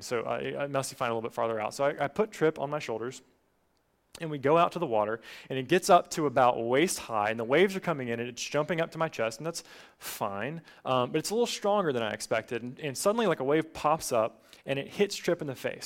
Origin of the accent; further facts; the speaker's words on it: Appalachian Mountains, United States; now in Gainesville, United States; I grew up in the Appalachian Mountains